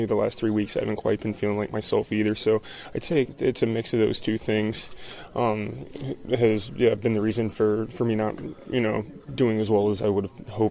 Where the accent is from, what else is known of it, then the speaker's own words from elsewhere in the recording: Florida, United States; I grew up in Florida